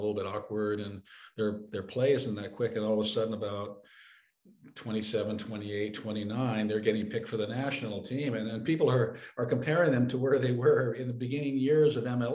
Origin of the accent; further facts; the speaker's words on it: San Francisco, California, United States; I grew up in San Francisco, which is, you know, like New York, Chicago, and other cosmopolitan areas